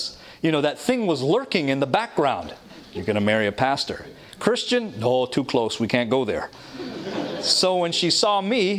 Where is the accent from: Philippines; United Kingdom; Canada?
Canada; Toronto, Ontario; moved away as an adult; now in Michigan, United States; I was raised in Toronto, Canada, with loving family